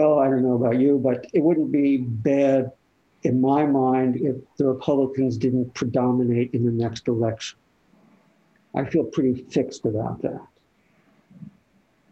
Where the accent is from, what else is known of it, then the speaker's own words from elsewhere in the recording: Northeast, United States; moved away; I'm from the Northeast where, you know, this time of year there'd be colors to see